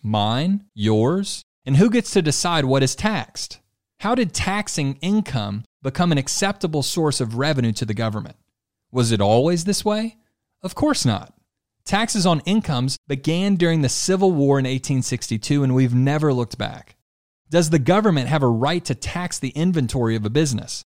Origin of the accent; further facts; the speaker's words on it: Louisiana, United States; Lewis's home state and my home state as well, Louisiana